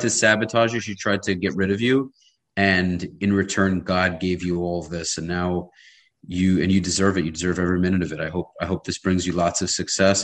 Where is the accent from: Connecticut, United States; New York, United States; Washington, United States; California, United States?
New York, United States; New York City; now in Miami, United States; I'm based in Miami. I grew up in Brooklyn